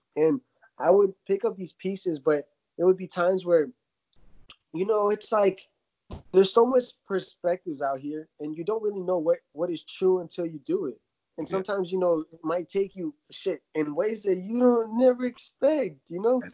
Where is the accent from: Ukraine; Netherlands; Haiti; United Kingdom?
Ukraine; now in United States; growing up in Ukraine, you know, uh, seeing my family die in front of me to drugs, alcohol